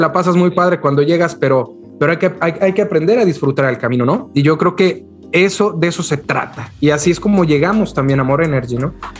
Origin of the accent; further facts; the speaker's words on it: Mexico City, Mexico; moved away as an adult; also born or lived in Guadalajara; yo, yo nací en Ciudad de México. Este, después, después de un tiempo, más o menos como a los de, ¿qué será? 22, 23 años, este, me, me moví a la ciudad de Guadalajara